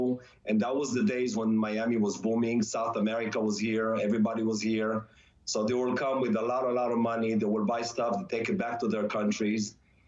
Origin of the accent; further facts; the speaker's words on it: Israel; moved away; When I came from Israel, the first couple of years, I had not a lot of money to start any business, so I just needed to scrap a few dollars here and there.